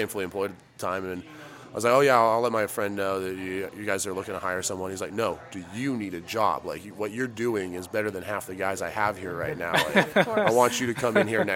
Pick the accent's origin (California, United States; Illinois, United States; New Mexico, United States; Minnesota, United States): New Mexico, United States; Albuquerque; also born or lived in Portland, Oregon / Los Angeles; I've been more or less born and raised in Albuquerque, New Mexico. Been there since I was 3.